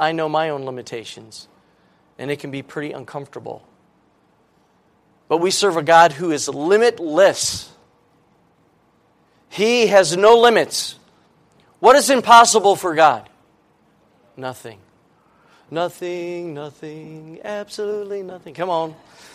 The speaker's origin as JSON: {"language": "English", "country": "United States", "said": "I live in America, and I'm an American"}